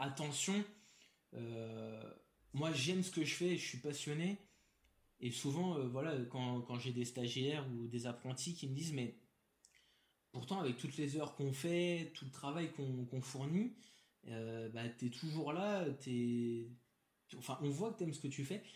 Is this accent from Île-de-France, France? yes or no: yes; Paris, Île-de-France, France; je suis né, j'ai grandi à Paris